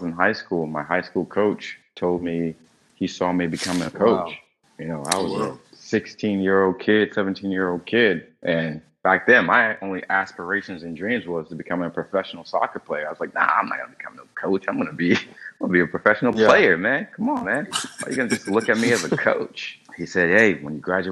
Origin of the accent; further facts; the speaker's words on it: North Carolina, United States; now in Miami, United States; I'm from North Carolina. I more likely will move back home to Carolina